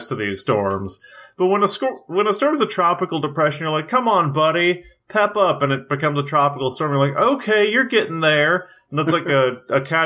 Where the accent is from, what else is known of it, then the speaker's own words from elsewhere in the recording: the South, United States; we're both from the South. We both went through Hurricane Katrina.